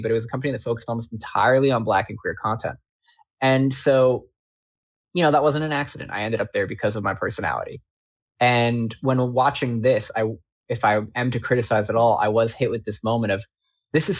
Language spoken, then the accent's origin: English; Long Island, New York, United States; I'm from Long Island. I spent my childhood as a New York kid